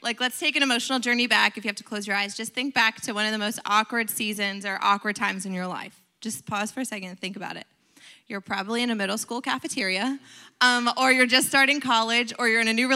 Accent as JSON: {"language": "English", "area": "Pennsylvania, New Jersey", "region": "Northeast", "country": "United States", "also_born_or_lived": "Lakeland, Florida", "moved": "as an adult", "said": "I'm originally from the Northeast area, Pennsylvania, New Jersey."}